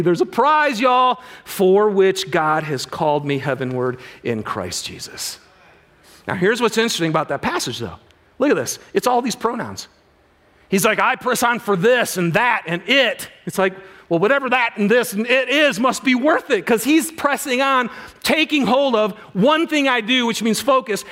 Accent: Michigan, United States; moved away; I'm from Michigan originally

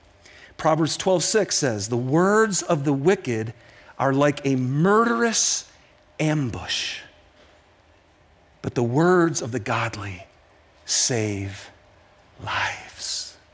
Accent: Detroit, Michigan, United States; This is Detroit, by the way, my hometown.

